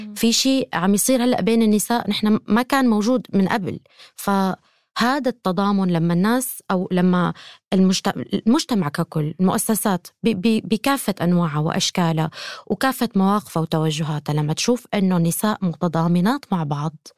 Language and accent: Arabic; Syria; انا كامراه سوريه